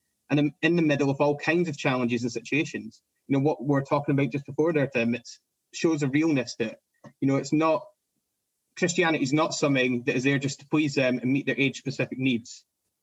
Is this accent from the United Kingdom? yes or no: yes; United Kingdom; as British people